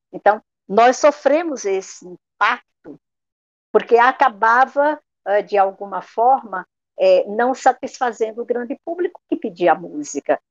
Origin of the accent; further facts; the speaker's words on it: Juazeiro do Norte, Ceará, Brazil; moved away; also born or lived in São Paulo; a gente retorna a Juazeiro, minha terra natal, minhas raízes